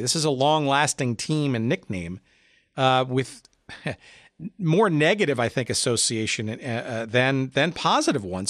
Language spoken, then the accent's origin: English; East Coast, United States; now in Chicago, United States; I grew up on the East Coast